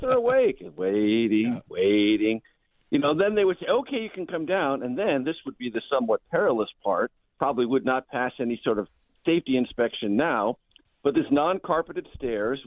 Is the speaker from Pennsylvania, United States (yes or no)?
no; San Diego, California, United States; I was a child growing up in San Diego